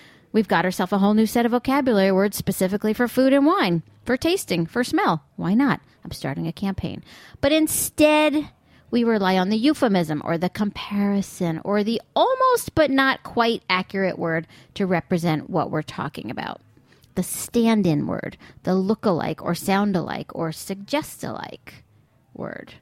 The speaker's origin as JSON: {"language": "English", "region": "New York", "country": "United States", "tie": "born or raised there", "said": "I'm from New York and I've lived here my whole life"}